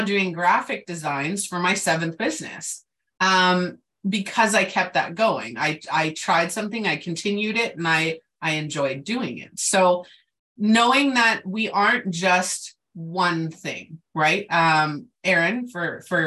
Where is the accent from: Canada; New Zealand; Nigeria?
Canada; I'm Canadian